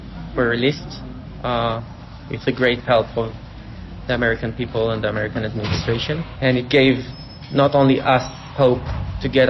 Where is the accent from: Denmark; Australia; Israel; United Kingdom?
Israel; We are from Israel